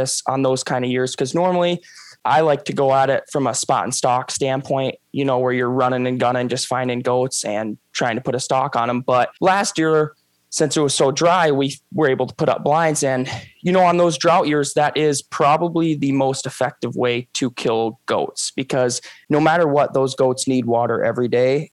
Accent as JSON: {"language": "English", "region": "Minnesota", "country": "United States", "said": "I'm actually from Minnesota"}